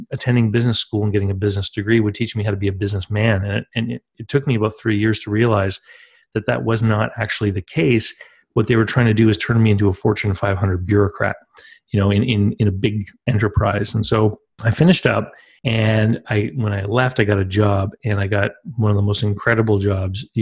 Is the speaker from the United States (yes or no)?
no; East Coast of Canada, Canada; I'm from the East Coast of Canada, and I grew up here near two different coastlines, actually